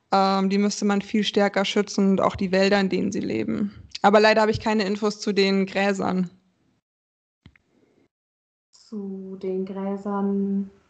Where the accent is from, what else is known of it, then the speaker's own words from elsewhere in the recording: Frankfurt, Hesse, Germany; also ich komme ja aus Frankfurt, ich habe noch ein Zimmer in Wiesbaden, weil meine Arbeitsstelle da ist.